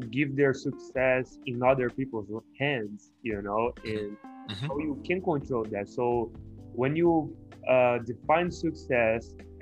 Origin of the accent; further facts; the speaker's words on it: Brazil; also born or lived in Kansas; now in Sylvania, United States; I'm from Brazil, and I am in Sylvania right now